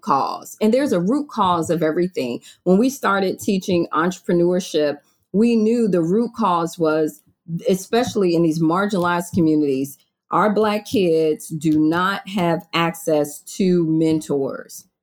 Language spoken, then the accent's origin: English; Virginia, United States; also born or lived in Maryland; now in Florida, United States; I moved to Florida from Maryland, I'm from Virginia